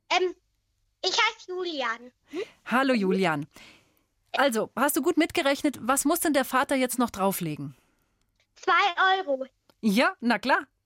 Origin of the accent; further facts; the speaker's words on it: London, United Kingdom; ich komme aus England. Oh, und wo daher? Ähm, aus London.